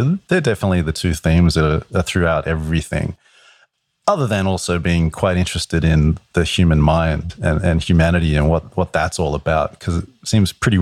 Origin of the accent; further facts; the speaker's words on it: Australia; moved away as an adult; now in New York, United States; I'm an Australian. I've been in New York for 11 years.